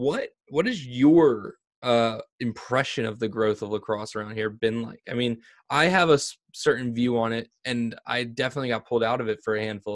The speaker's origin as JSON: {"language": "English", "town": "Vineland", "region": "New Jersey", "country": "United States", "tie": "born or raised there", "said": "I grew up in Vineland, and this is a very, very rural"}